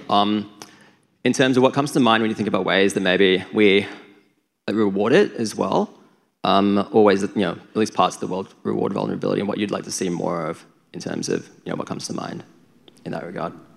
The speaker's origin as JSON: {"language": "English", "region": "Queensland", "country": "Australia", "said": "I'm from Queensland"}